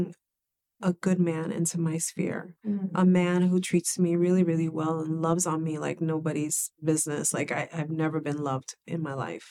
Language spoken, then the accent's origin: English; New York City, New York, United States; growing up in the Bronx was challenging